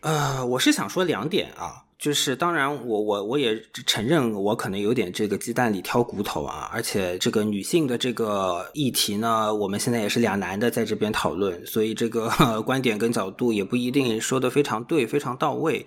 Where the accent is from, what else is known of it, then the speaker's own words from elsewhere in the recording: Shanghai, China; 因为我本身是上海人嘛